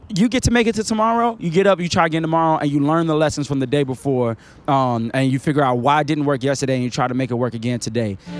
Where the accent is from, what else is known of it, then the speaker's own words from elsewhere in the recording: Chicago, Illinois, United States; moved away as an adult; also born or lived in Queens, New York / Valdosta, Georgia / Cleveland, Tennessee; now in Atlanta, United States; I grew up in a place that was dangerous